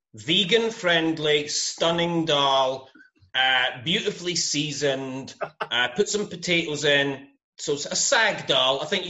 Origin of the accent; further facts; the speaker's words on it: Scotland, United Kingdom; I'm Scottish.